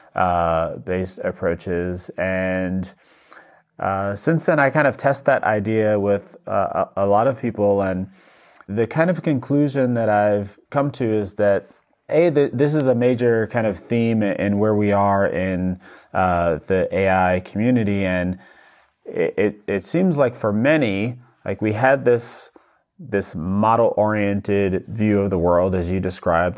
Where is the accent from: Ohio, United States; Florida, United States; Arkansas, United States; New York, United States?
New York, United States; moved away; I'm originally from New York